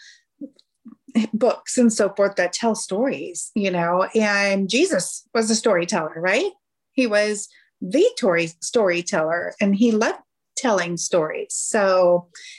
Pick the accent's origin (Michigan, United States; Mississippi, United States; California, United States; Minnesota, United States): California, United States; moved away as an adult; now in Kansas City area, United States; I am originally from California